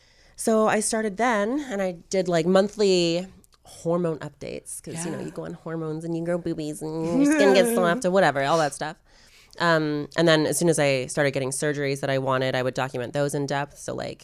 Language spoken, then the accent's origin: English; Wallaceburg, Ontario, Canada; So mine's called Wallaceburg. I hate it.